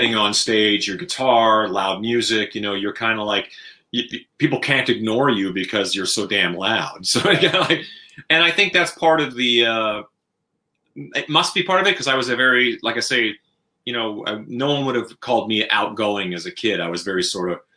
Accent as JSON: {"language": "English", "country": "Canada", "tie": "born or raised there", "said": "where I grew up in Canada"}